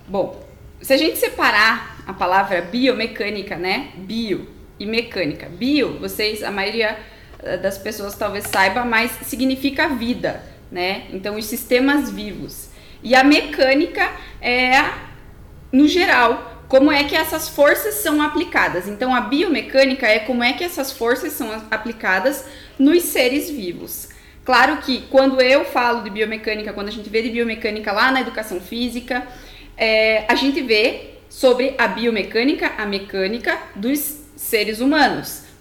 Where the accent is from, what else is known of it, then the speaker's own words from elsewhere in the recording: União da Vitória, Paraná, Brazil; tenho 25 anos e eu sou de uma cidade do interior do Paraná, União da Vitória.